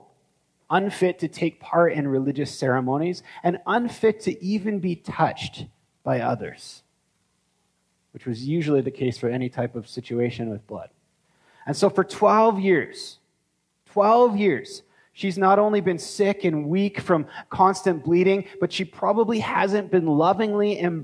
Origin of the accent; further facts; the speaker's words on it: Canada; as Canadian Christians